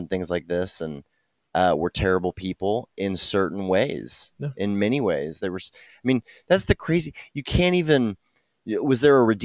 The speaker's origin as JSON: {"language": "English", "region": "Texas", "country": "United States", "said": "I'm white from Texas"}